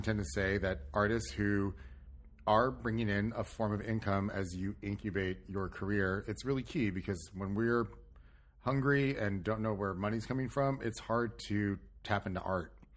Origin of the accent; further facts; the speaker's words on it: California, United States; I'm not from Long Island. I'm from California, like Chris